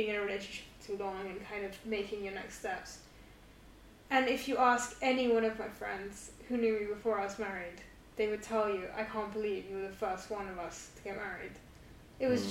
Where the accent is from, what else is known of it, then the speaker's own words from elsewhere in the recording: London, United Kingdom; moved away as an adult; also born or lived in Amsterdam; I was born in London and raised in London